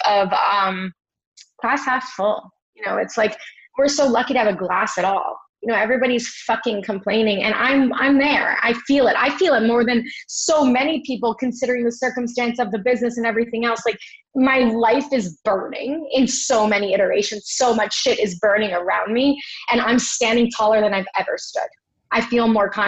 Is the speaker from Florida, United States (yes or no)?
yes; Miami Beach, Florida, United States; now in New York, United States; I grew up in Miami Beach